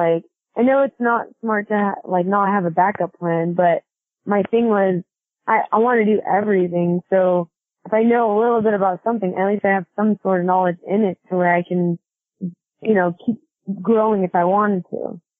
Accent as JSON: {"language": "English", "town": "Kennewick", "region": "Washington", "country": "United States", "tie": "born or raised there", "also_born_or_lived": "Seattle, Washington", "moved": "as an adult", "lives_now": "Memphis, United States", "said": "I was born in Seattle, but I grew up in the Tri-Cities in Washington State."}